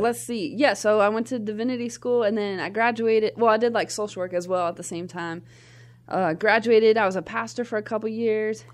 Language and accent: English; Nashville, Tennessee, United States; I'm from Nashville, Tennessee, grew up there